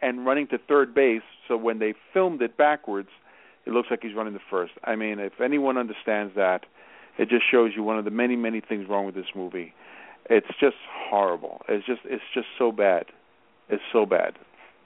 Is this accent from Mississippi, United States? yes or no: no; New York City, New York, United States; from the Bronx specifically